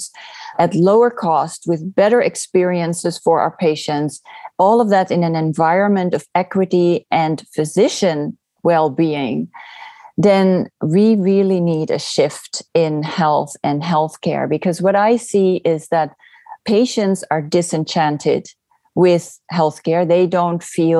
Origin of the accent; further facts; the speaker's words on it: Netherlands; moved away as an adult; also born or lived in California; now in Oregon, United States; I'm originally from the Netherlands